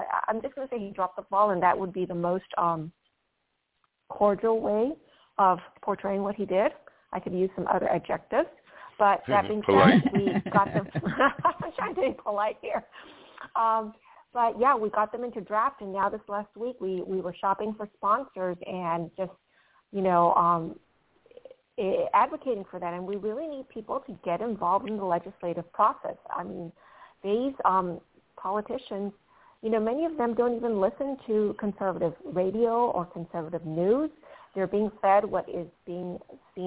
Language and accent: English; Venezuela; also born or lived in Panama; now in United States; I was born in Panama and I was raised in Venezuela.